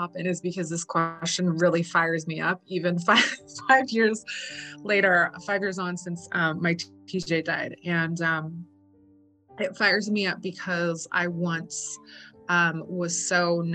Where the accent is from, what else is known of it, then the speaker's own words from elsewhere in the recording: San Francisco, California, United States; now in Brooklyn, United States; I'm originally from San Francisco, but I've been in Brooklyn for over 13 years now